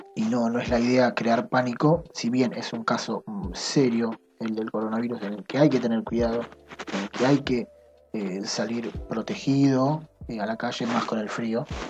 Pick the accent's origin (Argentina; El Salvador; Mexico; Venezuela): Argentina; soy argentino